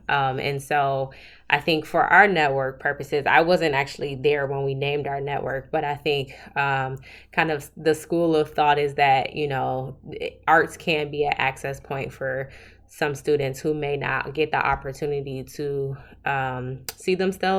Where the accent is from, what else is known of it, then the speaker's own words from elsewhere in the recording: Southfield, Michigan, United States; So I'm actually originally from Southfield, Michigan, which is a suburb of Detroit, Michigan. Grew up there all my life.